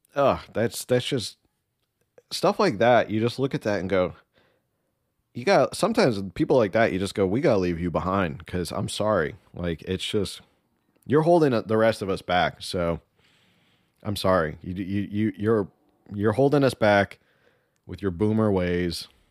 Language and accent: English; United States; first language Spanish; English is a second language; we Americans